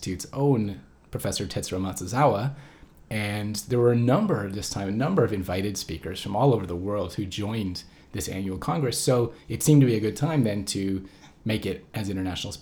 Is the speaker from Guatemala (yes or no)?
no; Canada; as a Canadian